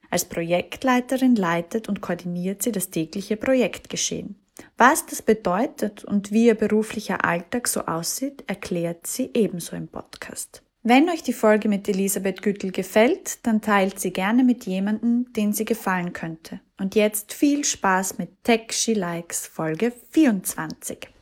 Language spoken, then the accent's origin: German; Feldbach, Styria, Austria; So wie ich ist sie in Fellbach geboren